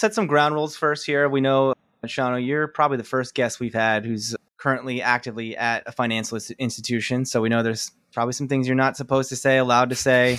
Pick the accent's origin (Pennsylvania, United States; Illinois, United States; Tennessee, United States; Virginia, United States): Pennsylvania, United States; Philadelphia; I grew up in the Philadelphia area